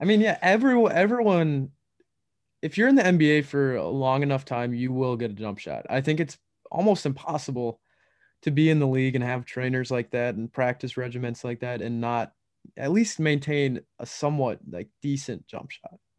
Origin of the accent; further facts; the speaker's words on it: Minnesota, United States; we're from that Minnesota area